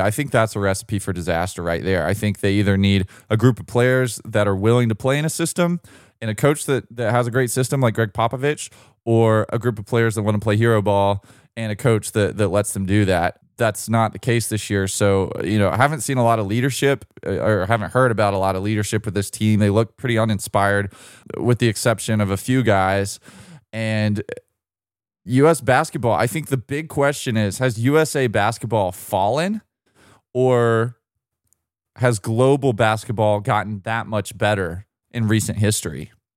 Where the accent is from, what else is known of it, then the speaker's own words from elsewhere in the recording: United States; as an American basketball fan